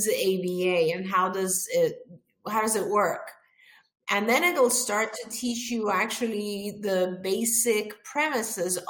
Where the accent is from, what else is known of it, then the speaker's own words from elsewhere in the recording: Iran; moved away; I'm originally from Iran.